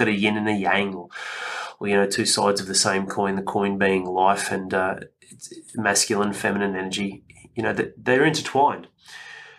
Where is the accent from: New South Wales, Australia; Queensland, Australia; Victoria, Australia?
New South Wales, Australia; Penrith; also born or lived in Northern Beaches, Sydney; I grew up in Western Sydney in Penrith, and it wasn't a ghetto, but I lived in St Clair